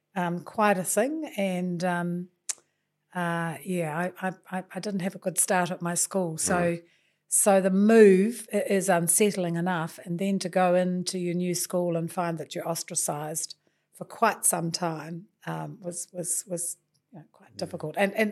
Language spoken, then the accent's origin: English; Napier, Hawke's Bay, New Zealand; So then I spent the rest of my time growing up in Napier, in Taradale, and really had a very good childhood.